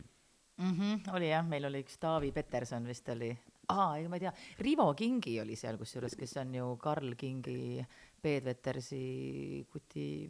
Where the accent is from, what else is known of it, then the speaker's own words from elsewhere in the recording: Kohila, Rapla County, Estonia; ma olen Kohilast pärit